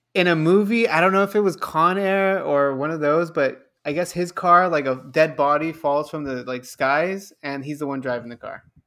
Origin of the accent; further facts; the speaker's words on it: Los Angeles, California, United States; I'm born and raised in Los Angeles, California.